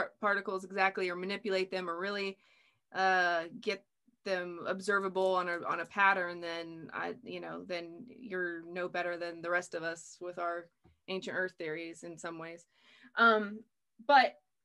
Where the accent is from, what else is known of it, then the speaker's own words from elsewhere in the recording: United States; I'm from America, I live in America